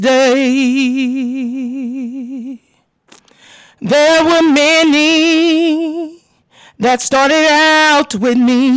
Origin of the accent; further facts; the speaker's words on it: New Orleans, Louisiana, United States; now in Texas, United States; I am from New Orleans, Louisiana. I have lived in Texas since 2005.